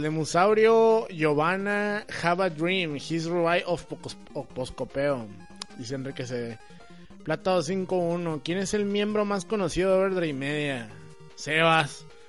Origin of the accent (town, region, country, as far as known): Mexico